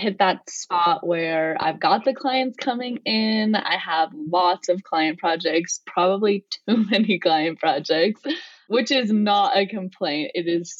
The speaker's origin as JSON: {"language": "English", "region": "Colorado", "country": "United States", "said": "I'm from Colorado"}